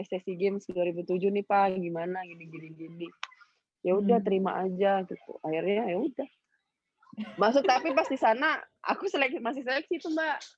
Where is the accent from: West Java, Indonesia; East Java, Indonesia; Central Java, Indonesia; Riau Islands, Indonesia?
Riau Islands, Indonesia; Batam; waktu aku ikut uh, daerah daerahku Batam dulu kan aku ikut Kepri toh